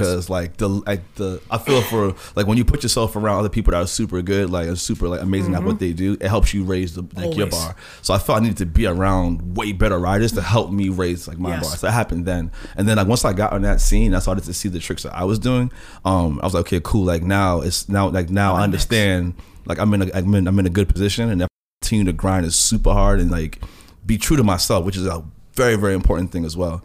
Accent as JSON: {"language": "English", "town": "New York City", "region": "New York", "country": "United States", "tie": "born or raised there", "said": "growing up in Queens"}